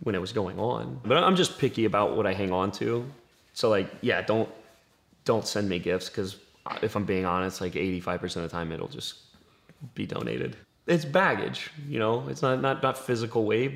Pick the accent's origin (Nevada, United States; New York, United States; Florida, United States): Florida, United States; Green Cove Springs; I say I'm from Green Cove